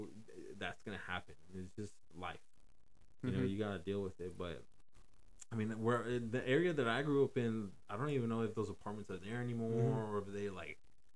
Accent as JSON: {"language": "English", "town": "Dallas", "region": "Texas", "country": "United States", "tie": "born or raised there", "said": "I grew up in the poor side of Oak Cliff, dude. We grew up Section 8, Parkwood Apartments right there on mm-hmm. Keys and Polk and stuff."}